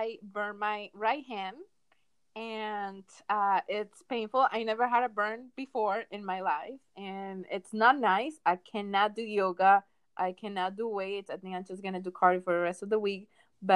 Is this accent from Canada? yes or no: no; Venezuela; first language Spanish; English is a second language; moved away; we were born and raised in Venezuela. Spanish is our first language